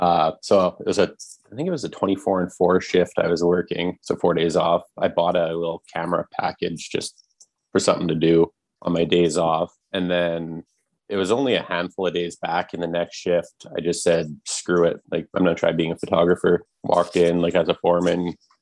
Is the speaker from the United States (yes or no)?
no; Lethbridge, Alberta, Canada; Lethbridge, Southern Alberta.